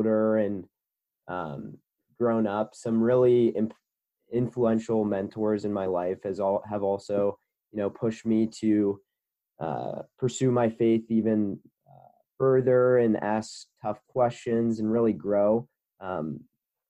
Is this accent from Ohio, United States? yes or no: yes; Cincinnati, Ohio, United States; I'm from Cincinnati, Ohio